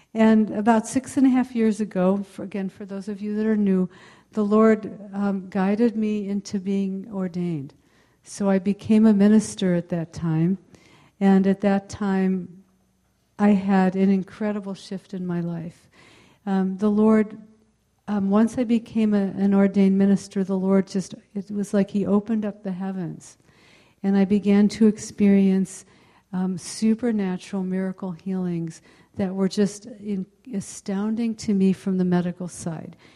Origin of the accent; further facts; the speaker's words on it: Palo Alto, California, United States; I am from the uh, mid peninsula, I'm from the Palo Alto area